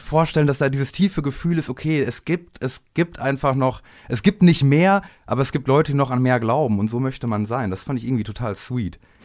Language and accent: German; Bielefeld, North Rhine-Westphalia, Germany; aus dem Raum Bielefeld, wo ich herkomme